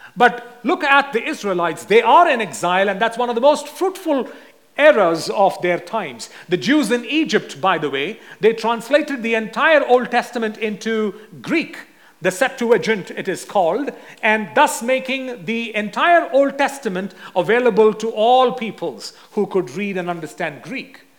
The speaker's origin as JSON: {"language": "English", "country": "India", "said": "since I'm from India"}